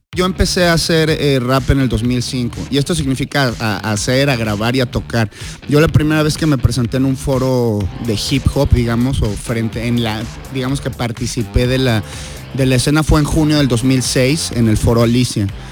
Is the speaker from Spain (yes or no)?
no; Mexico; como mexicanos